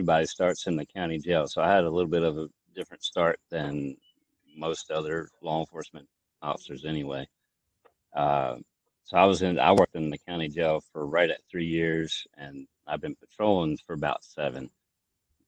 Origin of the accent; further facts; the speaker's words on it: Maryland, United States; moved away as an adult; also born or lived in Lancaster, Pennsylvania; I grew up in Maryland